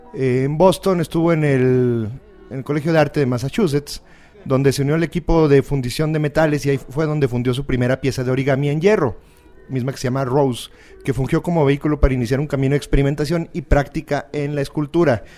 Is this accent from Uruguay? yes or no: no; Mexico